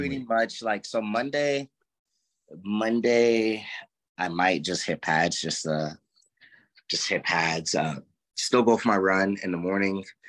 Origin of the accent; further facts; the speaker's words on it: Ferguson, Missouri, United States; also born or lived in California / St. Louis, Missouri; I grew up in Ferguson as well